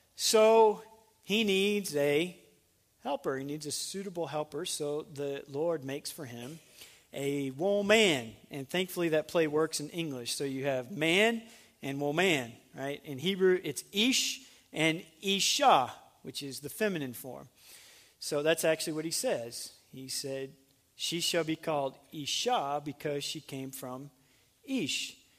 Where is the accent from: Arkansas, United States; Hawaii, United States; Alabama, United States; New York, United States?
Arkansas, United States; Little Rock; moved away as an adult; also born or lived in North Carolina / Fort Worth, Texas; I'm from Arkansas